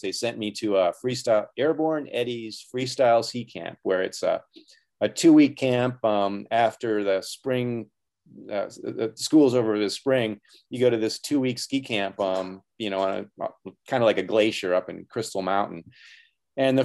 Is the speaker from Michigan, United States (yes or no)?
no; Wisconsin, United States; I was born and raised in Wisconsin